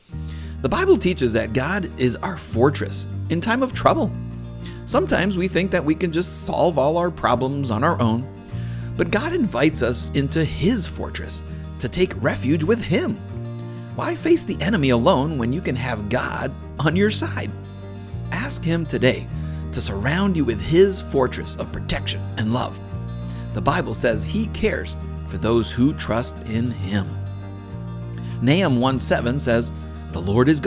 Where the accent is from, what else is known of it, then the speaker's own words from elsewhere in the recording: Massachusetts, United States; Growing up in Massachusetts